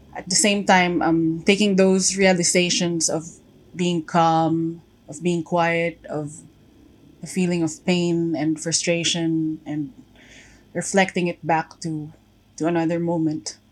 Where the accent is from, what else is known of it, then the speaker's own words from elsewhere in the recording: Antipolo, Calabarzon, Philippines; I'm from Antipolo, Rizal, in the Philippines.